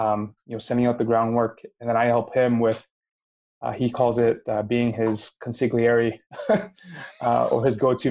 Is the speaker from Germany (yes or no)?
no; Canada; moved away as an adult; also born or lived in Minnesota; now in Winnipeg, Canada; I came from Canada. It was my first time moving away from home, from my mom, from my family